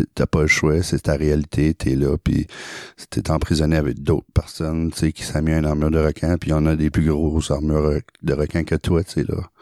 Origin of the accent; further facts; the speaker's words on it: Acadia, New Brunswick, Canada; also born or lived in Saumarez, New Brunswick; moi, je viens de l'Acadie. Je suis grandi au Nouveau-Brunswick dans un, dans une ville, dans un village qui s'appelle euh, Saint-Tyranné. Euh, après, j'ai grandi un peu aussi à Somarez